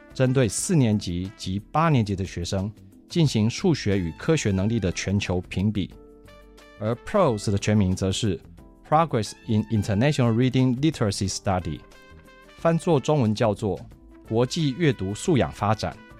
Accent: Taiwan; also born or lived in London; 我很庆幸我是台湾人

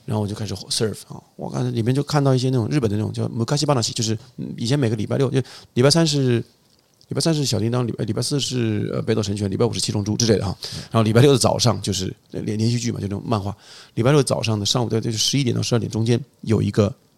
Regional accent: Tianjin, China; 这是我的原生，原生风景

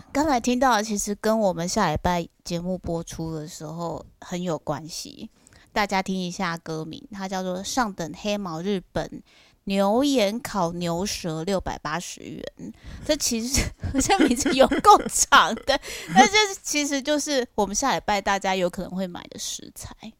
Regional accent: southern Taiwan, Taiwan; 南部我们都透天房子

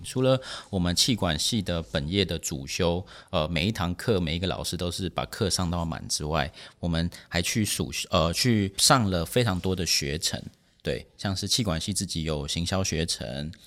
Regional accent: Taipei, Taiwan; 其实我是台北人

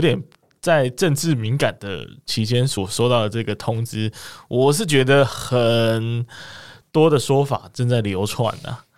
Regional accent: Kaohsiung, Taiwan; 我们都是高雄的，呃，人一起去的嘛

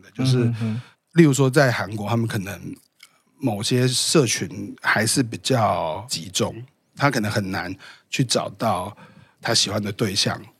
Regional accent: Taiwan; 我是台湾人。

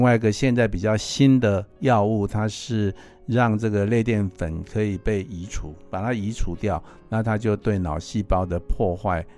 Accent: Taiwan; 我们中国人， 我们台湾人或者是老人家，我们很难把这个爱能够说出口

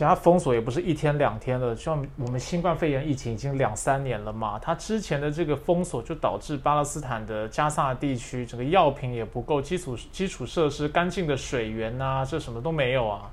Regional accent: Taiwan; 我小时候在教会长大，你知道天主教，我必须说，在台湾的天主教

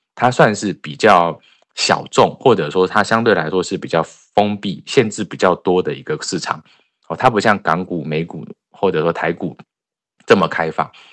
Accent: Taiwan; moved away; 我们台湾人

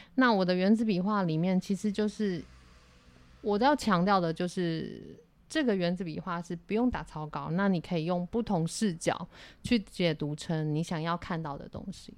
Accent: Yuanlin, Changhua County, Taiwan; 那其实我是彰化的孩子，就是嗯。彰化园林市的一个乡下小孩

